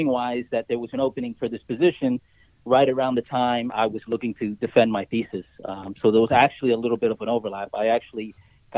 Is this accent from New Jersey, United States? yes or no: yes; Union County, New Jersey, United States; I'm originally from Union County, so North Jersey.